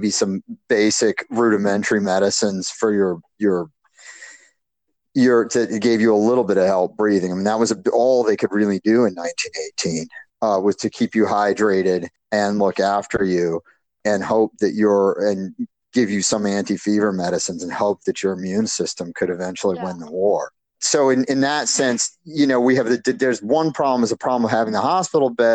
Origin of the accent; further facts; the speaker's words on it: United States; as American